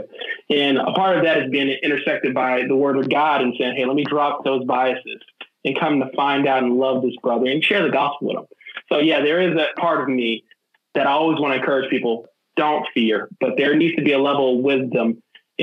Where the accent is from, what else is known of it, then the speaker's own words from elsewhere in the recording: Georgia, United States; growing up in Georgia in the South